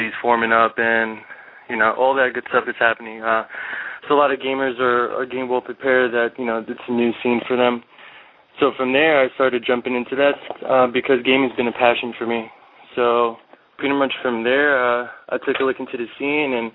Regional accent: New York, United States; I'm from New York

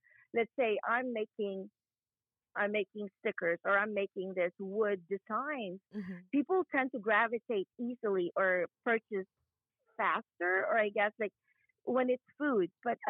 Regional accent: Bicol Region, Philippines; now in Atlanta, United States; I'm from Bicol

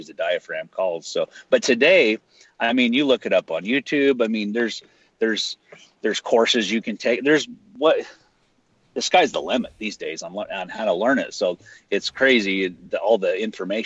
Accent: north central Idaho, United States; I live in, you know, small town America, north central Idaho

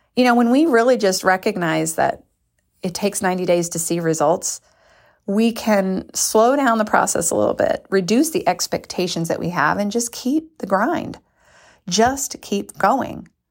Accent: United States; we're American

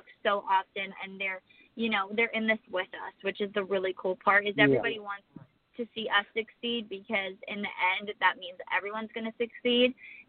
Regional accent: Connecticut, United States; Well, we're from Connecticut originally, and that's right by the Atlantic Ocean.

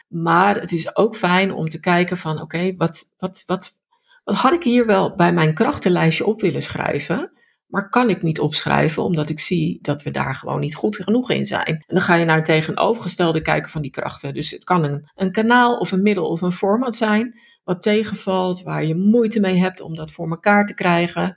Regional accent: Netherlands; dan zijn wij Nederlanders

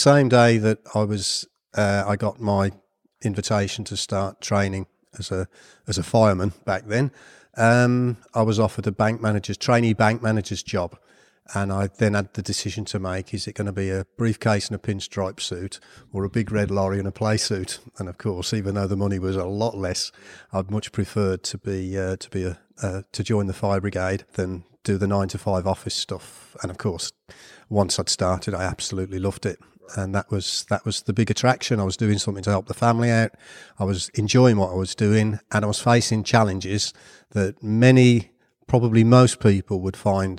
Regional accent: Birmingham, West Midlands, United Kingdom; accent: Brummie; All over Birmingham. My dad managed pubs, so we moved on a fairly regular basis.

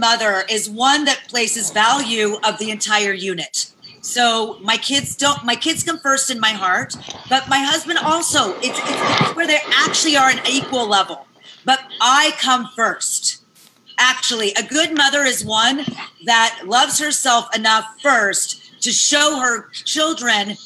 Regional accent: Las Vegas, Nevada, United States; I was raised in Vegas

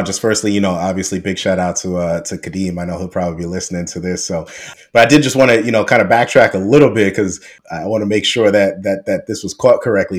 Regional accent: New York City, New York, United States; I grew up in Queens

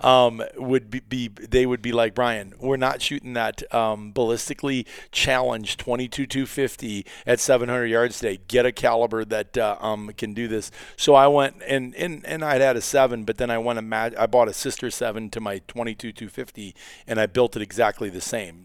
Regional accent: Iowa, United States; I grew up in Iowa

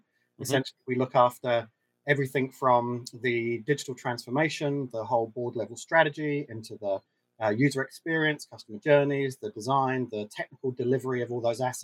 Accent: New Zealand; some of the Kiwi DNA plays into that as well

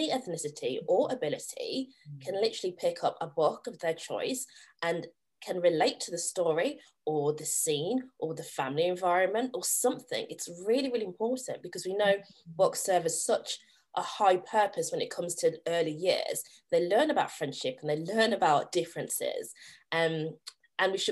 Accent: Staffordshire, West Midlands, United Kingdom; I am originally from Staffordshire, a tiny rural village in Staffordshire, and we were the only black family for so many years, the only black child in my school for so many years.

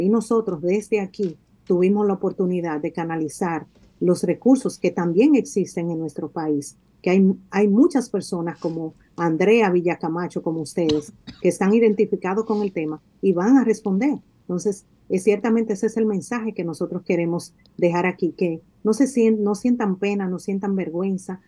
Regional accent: Dominican Republic; moved away as an adult; now in United States; tengo seis años que salí de mi país Salí físicamente, pero ciertamente mi corazón, mi alma pertenecen a, mi tierra y de alguna manera nosotros como dominicanos que estamos en el exterior

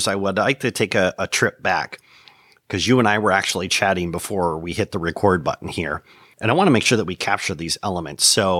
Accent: Michigan, United States; moved away; I'm on a quest to answer that exact question. After 20 years, I've returned to my native Michigan, and I'm looking to reconnect with my home state.

